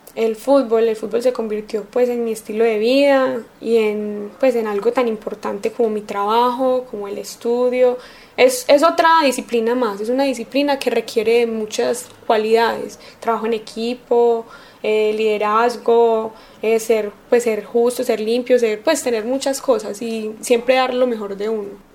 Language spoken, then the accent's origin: Spanish; Antioquia, Colombia; soy paisa, entre comillas, porque no nací acá, pero siempre me crié en Antioquia